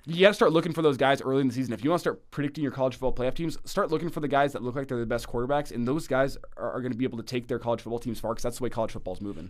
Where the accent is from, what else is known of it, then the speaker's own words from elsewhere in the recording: Lincoln, Nebraska, United States; growing up in Lincoln